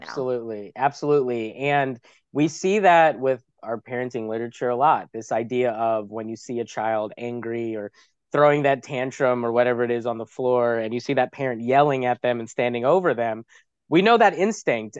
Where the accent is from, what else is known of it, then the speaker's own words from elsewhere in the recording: New York City, New York, United States; I'm from New York City